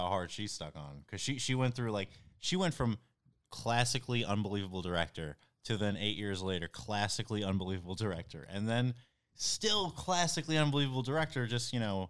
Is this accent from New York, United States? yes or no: yes; Valley Stream, New York, United States; He's from my hometown.